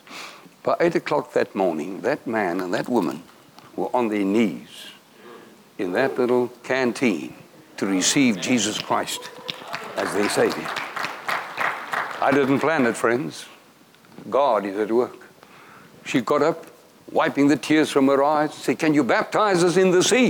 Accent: South Africa; I'm from South Africa.

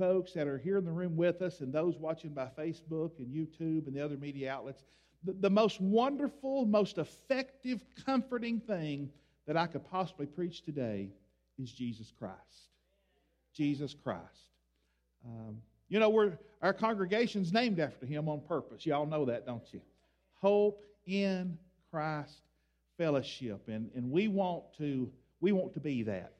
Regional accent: Tennessee, United States; I grew up here in Tennessee, going to church at Columbia Hill Baptist Church

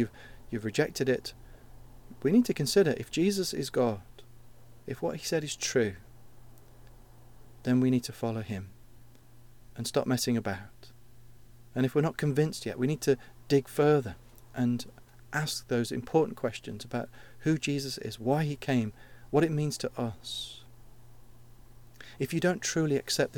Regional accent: United Kingdom; we're too British

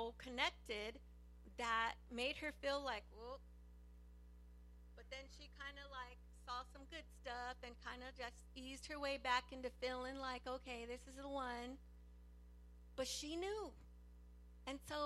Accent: Los Angeles, California, United States; I grew up in East

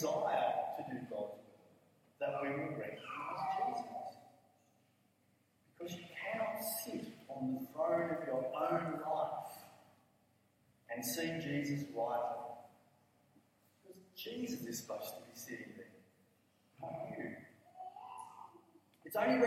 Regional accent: Blacktown, New South Wales, Australia; I come from Blacktown

